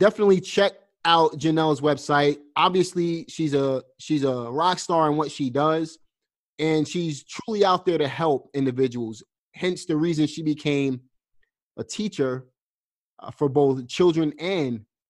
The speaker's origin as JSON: {"language": "English", "town": "New York City", "region": "New York", "country": "United States", "said": "I'm from Brooklyn, obviously, but I have roots in the South."}